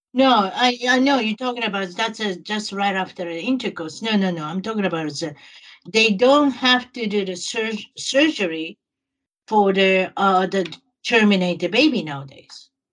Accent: Japan; now in United States; I'm from Japan

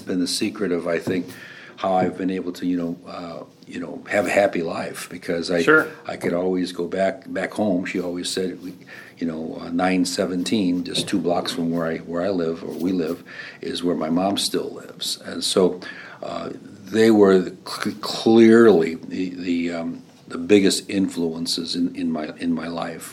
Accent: Griffith, Indiana, United States; moved away as an adult; also born or lived in East Chicago, Indiana / Bloomington, Indiana; my home in Griffith

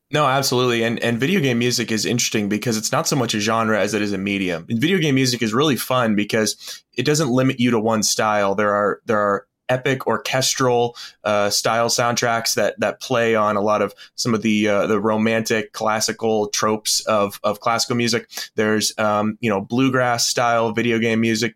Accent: Florida Panhandle, United States; I was born in the Panhandle of Florida, and a lot of my family lived there

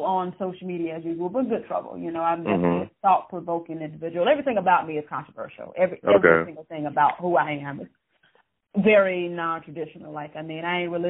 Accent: Louisiana, United States; I'm from Louisiana. We all can cook

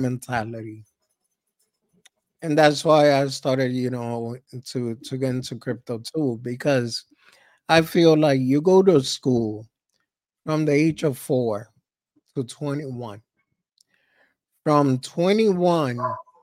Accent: New York City, New York, United States; we grew up in Harlem.

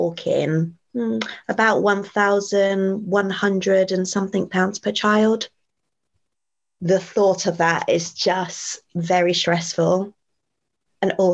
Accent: United Kingdom; born or raised there

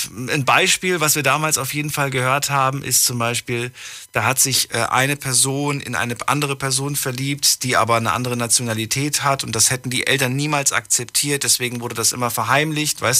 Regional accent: Sulzbach, Germany; ich komme aus Sulzbach.

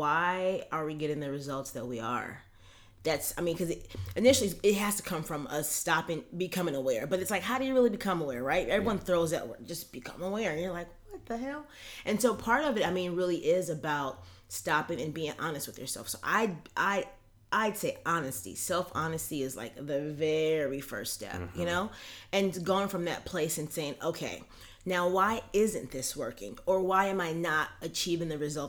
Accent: Los Angeles, California, United States; I'm from Los Angeles

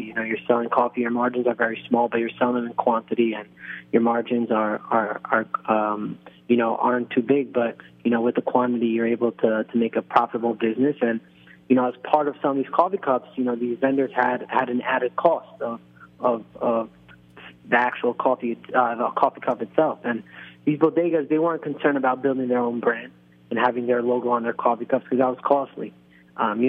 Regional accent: New York, United States; also born or lived in Nahariya, Israel; I grew up in New York, and my whole life was based around the New York Knicks.

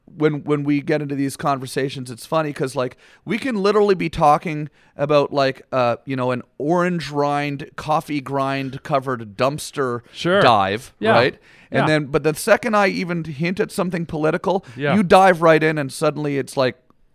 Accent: Canada; growing up in Canada.

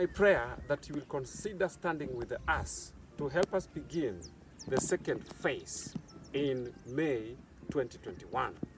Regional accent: Kenya; Growing up in Kenya

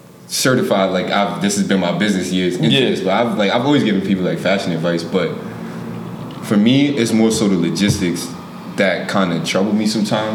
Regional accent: Yonkers, New York, United States; growing up in Yonkers

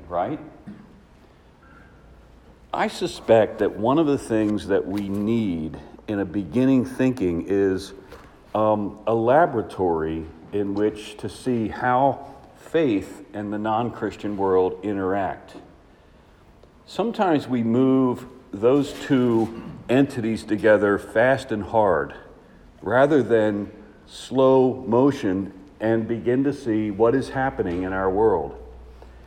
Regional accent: Washington, District of Columbia, United States; I am from Washington, D.C.

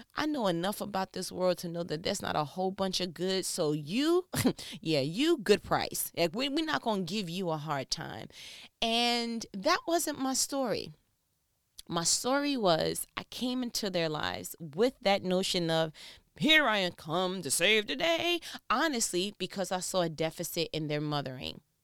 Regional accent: New York, United States; I'm from New York

